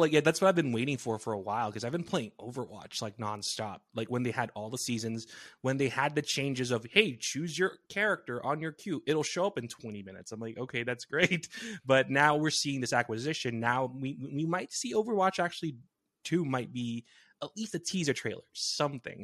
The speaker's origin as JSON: {"language": "English", "region": "New Jersey", "country": "United States", "tie": "born or raised there", "said": "from my hometown back in Jersey"}